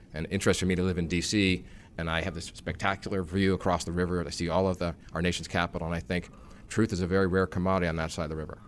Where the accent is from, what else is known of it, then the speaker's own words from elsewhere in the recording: New York area, United States; I grew up in the New York area, so I th-, consider myself a New Yorker.